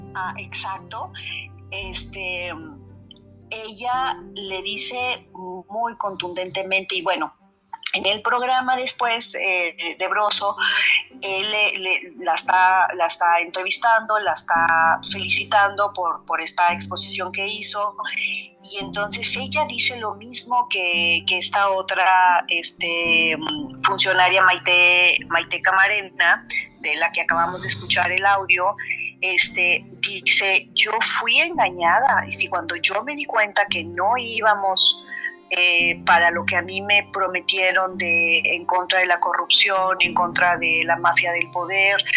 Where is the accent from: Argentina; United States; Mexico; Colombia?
Mexico; nosotros los mexicanos